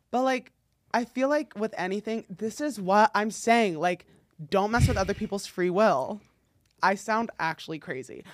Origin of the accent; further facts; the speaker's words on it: North New Jersey, United States; moved away; I grew up in, like, s New Jersey, North New Jersey